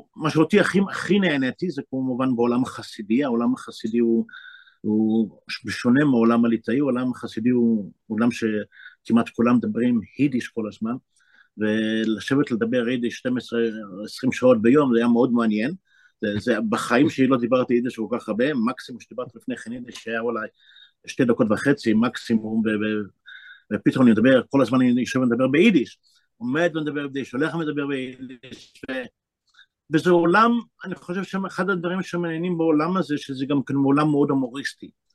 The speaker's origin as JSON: {"language": "Hebrew", "town": "Bnei Brak", "region": "Tel Aviv District", "country": "Israel", "tie": "born or raised there", "also_born_or_lived": "Jerusalem"}